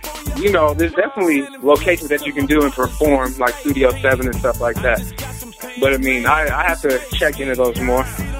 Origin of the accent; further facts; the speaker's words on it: Seattle, Washington, United States; I'm from Seattle, Washington. That's 206 in the West Coast